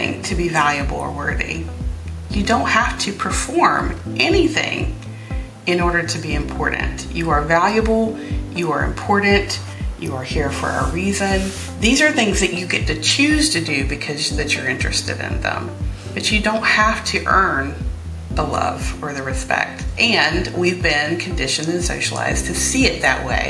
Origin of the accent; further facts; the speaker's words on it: North Carolina, United States; also born or lived in Philadelphia, Pennsylvania; now in Lancaster County, Pennsylvania, United States; I came to Lancaster through Philly and to Philly from North Carolina. So okay. I grew up where Dawson's Creek, One Tree Hill, like any of those shows